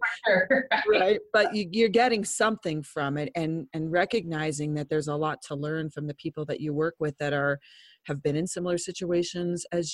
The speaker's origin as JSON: {"language": "English", "town": "Lyons", "country": "United States", "said": "I'm from Lyons"}